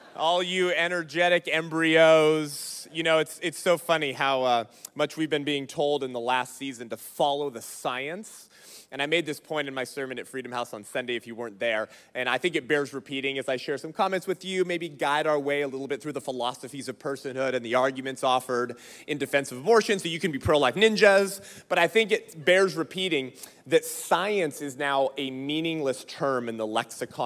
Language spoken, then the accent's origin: English; California, United States; moved away; That's my home state. It's where I'm from.